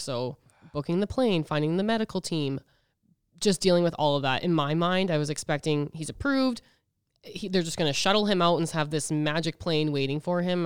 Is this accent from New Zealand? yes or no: no; Edmonton, Alberta, Canada; now in Regina, Canada; I'm from Edmonton, but I've lived in Regina forever